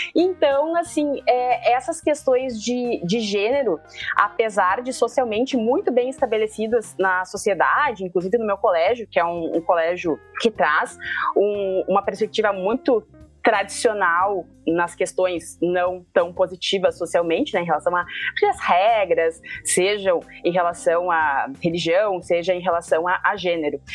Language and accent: Portuguese; Porto Alegre, Rio Grande do Sul, Brazil